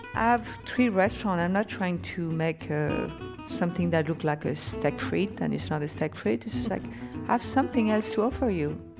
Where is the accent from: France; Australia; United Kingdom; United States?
France; moved away; I was born and raised in France